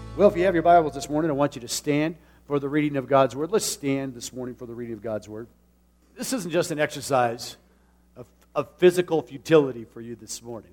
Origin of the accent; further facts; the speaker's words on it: Tucson, Arizona, United States; moved away; I grew up in a city. I, I know the valley and I know the desert. As a matter of fact, Tucson is surrounded by mountains